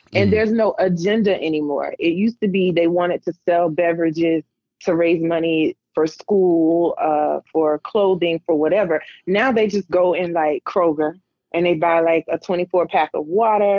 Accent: South Carolina, United States; now in Atlanta, United States; I'm originally from South Carolina

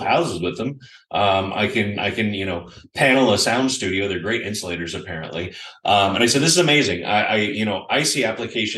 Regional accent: United States; also born or lived in Austin, Texas; as an American millennial

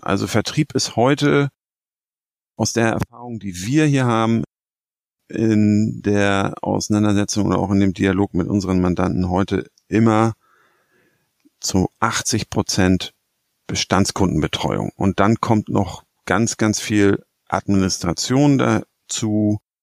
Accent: Hamburg, Germany; als Hamburger

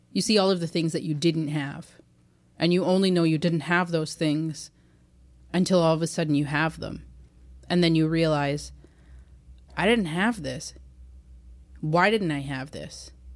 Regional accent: Six Nations, Ontario, Canada; moved away; growing up on Six Nations

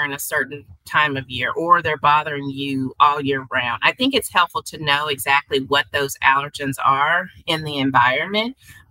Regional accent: Arkansas, United States; now in Kansas City, United States; in Arkansas, from where I'm from, there's a lot of pine pollen

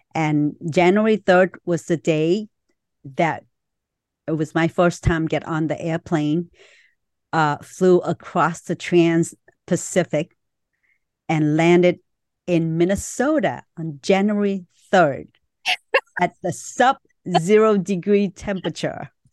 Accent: Vietnam; moved away; I was born in Vietnam

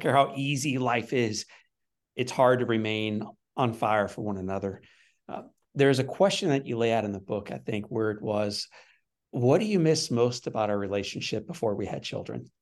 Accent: Ohio, United States; I grew up in Ohio

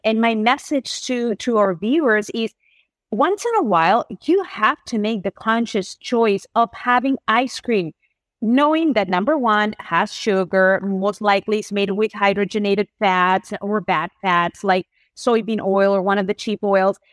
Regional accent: Spain; English is a second language; moved away; I grew up in Spain

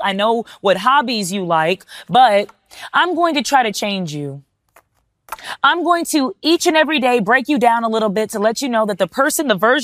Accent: Texas, United States; I'm from Texas

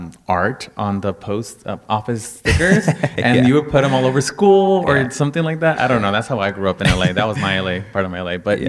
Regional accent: Veracruz, Mexico; I know that I come from Veracruz, Mexico, and you know our history is all over the map as well.

